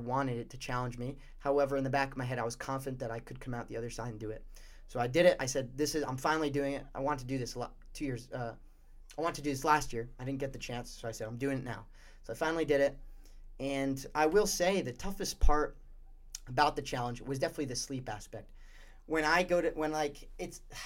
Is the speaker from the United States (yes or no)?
yes; Warwick, Rhode Island, United States; I'm from Rhode Island, Warwick, Rhode Island